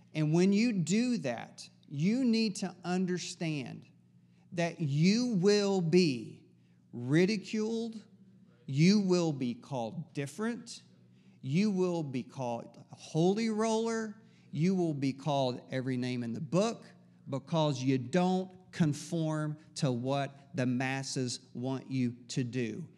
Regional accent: East Tennessee, United States; I'm from East Tennessee

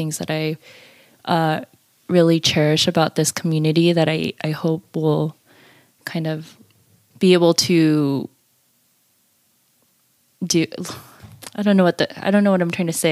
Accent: Irvine, California, United States; now in Bay Area, United States; my hometown Irvine

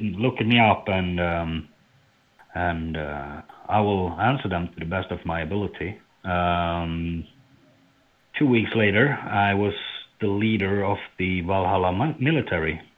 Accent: Norway; I am from Norway

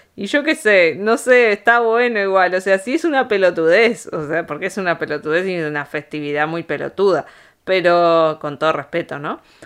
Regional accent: Argentina; also born or lived in New York, United States; now in Spain; nosotros como argentinos

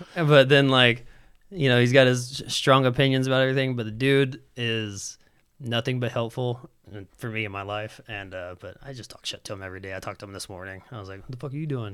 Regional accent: Huntsville, Alabama, United States; the whole time I grew up in Huntsville

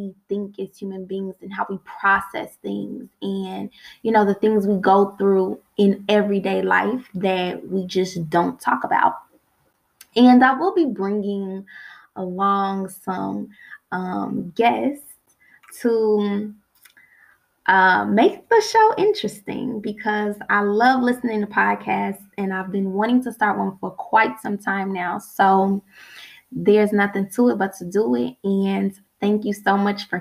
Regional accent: Chicago, Illinois, United States; moved away as an adult; now in South Korea; I am from Chicago, Illinois

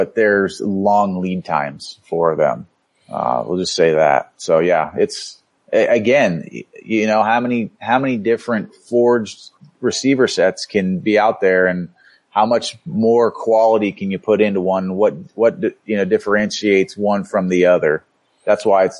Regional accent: Florida, United States; moved away; Growing up in Florida

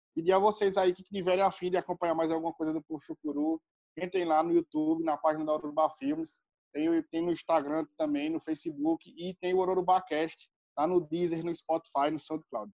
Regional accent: Brazil

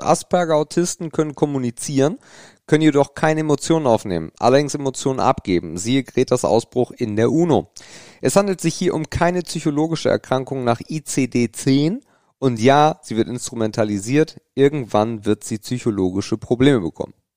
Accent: Grevenkop, Schleswig-Holstein, Germany; also ich komme ja nicht direkt aus Krempe, das ist auch schon wieder lustig, wenn man nicht aus Krempe kommt, weil danach kommt eigentlich nichts, sondern aus Grevenkop

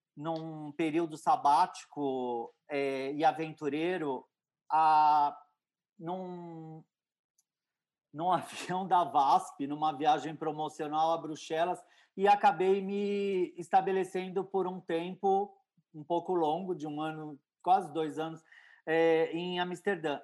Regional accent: Santos, São Paulo, Brazil

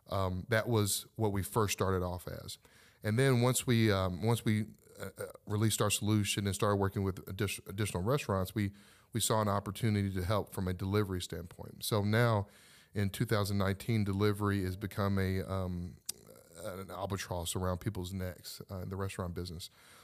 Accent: Louisville, Kentucky, United States; Well, I was born and raised in Louisville, Kentucky, and I didn't want to become an entrepreneur.

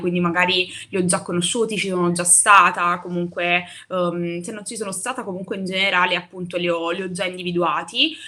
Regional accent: Naples, Campania, Italy; moved away as an adult; now in Rome, Italy; sono, mh, da Napoli, io sono napoletana

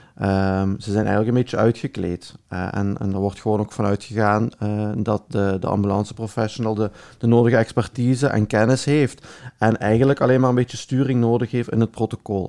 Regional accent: Belgium; accent: Belgian; mijn Belgisch accent

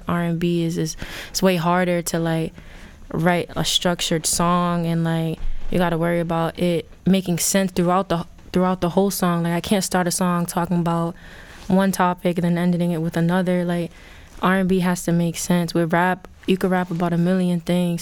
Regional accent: Providence, Rhode Island, United States; I'm from Providence, the South Side. Grew up, born and raised

